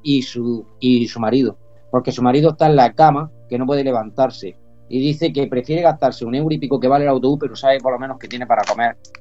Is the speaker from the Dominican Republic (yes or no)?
no; Andalusia, Spain; now in Almería, Spain; yo soy andaluz 100%, aunque mi nombre sea vasco